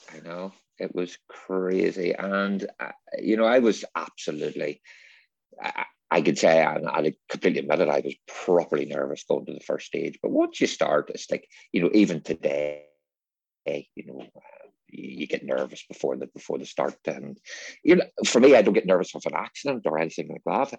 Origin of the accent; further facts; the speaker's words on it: Northern Ireland, United Kingdom; growing up in North, Northern Ireland in the seventies and eighties